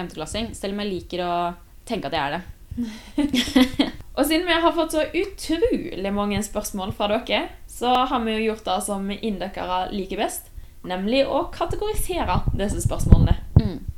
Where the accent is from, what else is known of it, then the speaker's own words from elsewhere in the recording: Kolbotn, Akershus, Norway; moved away as an adult; now in Trondheim, Norway; Kommer fra Kolbotn, Norges fineste sted, om jeg får si det selv.